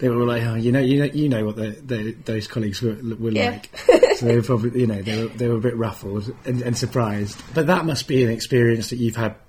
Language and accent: English; Lancaster, North West England, United Kingdom; now in London, United Kingdom; I came down from Lancaster. So like, you know, for me, like I wasn't in a very multicultural society